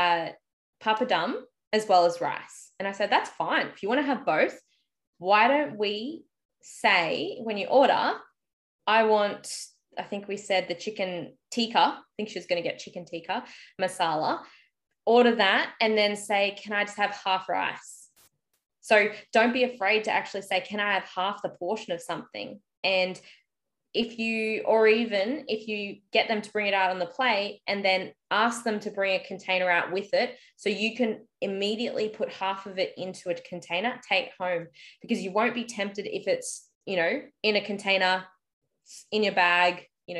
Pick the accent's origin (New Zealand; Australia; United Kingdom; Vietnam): Australia; I'm just Aussie